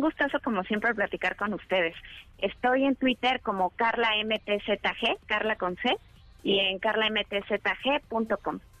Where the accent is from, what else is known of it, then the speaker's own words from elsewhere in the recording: Mexico; somos muchísimos mexicanos